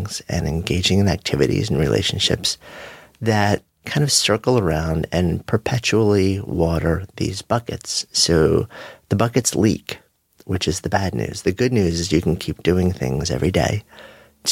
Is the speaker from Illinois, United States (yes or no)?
no; New York, United States; as a New Yorker